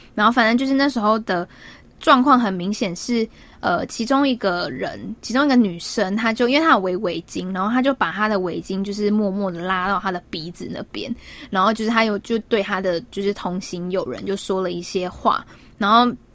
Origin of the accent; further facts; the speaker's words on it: Taiwan; moved away; 其实我是从台湾来的，并不是从 China来的